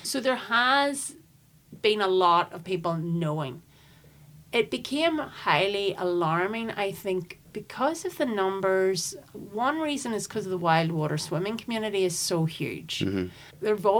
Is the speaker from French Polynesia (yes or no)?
no; Cookstown, Northern Ireland, United Kingdom; also born or lived in Belfast; I'm in my 40s, I'm 45. I was born in Royal Victoria. Both my parents are from Belfast. And I grew up, though, in Tyrone, and just outside of Cookstown.